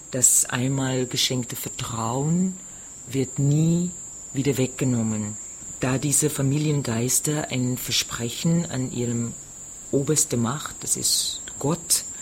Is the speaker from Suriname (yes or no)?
yes; Paramaribo, Paramaribo District, Suriname; now in Austria; Ich bin in Surinam geboren, ich in der Hauptstadt Paramaribo. Ich lebe schon seit 24 Jahren in Österreich